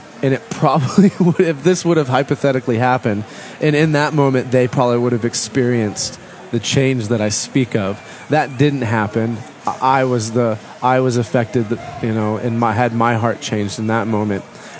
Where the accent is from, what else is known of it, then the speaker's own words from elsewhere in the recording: Midwest, United States; I was from the Midwest